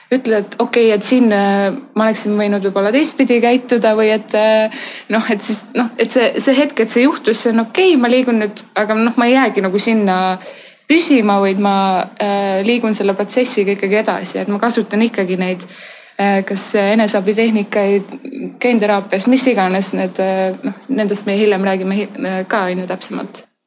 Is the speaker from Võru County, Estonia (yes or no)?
no; Tallinn, Harju County, Estonia; ma olen Tallinnast